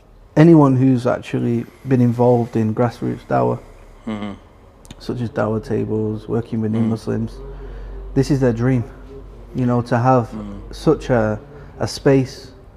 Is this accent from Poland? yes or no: no; Manchester, North West England, United Kingdom; I'm from Manchester.